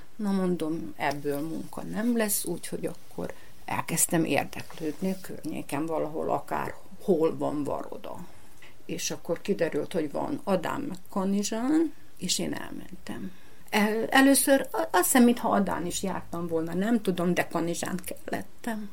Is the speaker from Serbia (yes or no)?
yes; Jazovo, Vojvodina, Serbia; also born or lived in Senta; Én jázovai születésű vagyok, bán, bánati, picinke magyar falu.